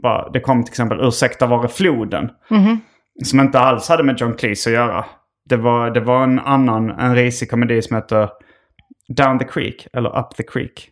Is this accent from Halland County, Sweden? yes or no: no; Skåne, Sweden; accent: Scanian; där går lite min skånska gräns